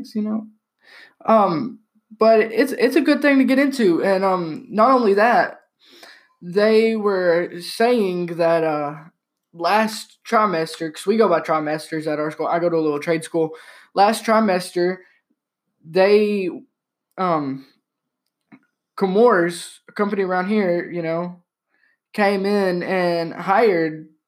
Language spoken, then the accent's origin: English; Tennessee, United States; I'm from Tennessee